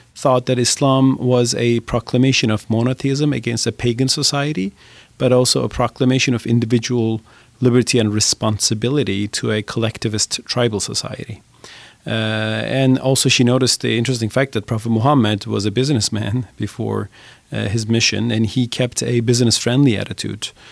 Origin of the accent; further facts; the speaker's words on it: Turkey; I admire the United States as a Turk. I'm not American